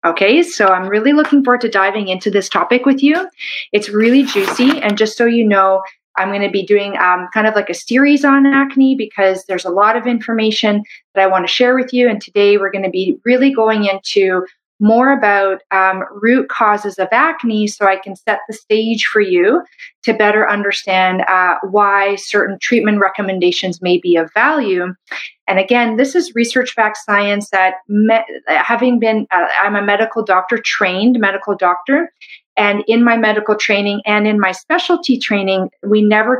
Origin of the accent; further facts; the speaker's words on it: Canada; I'm a Canadian medical doctor